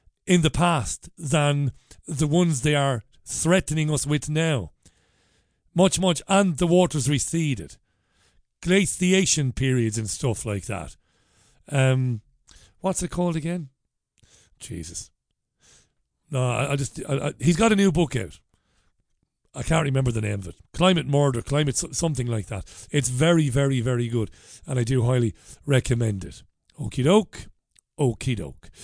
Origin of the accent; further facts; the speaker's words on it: Ireland; now in Salford, United Kingdom; as an Irishman, we both of us are Irish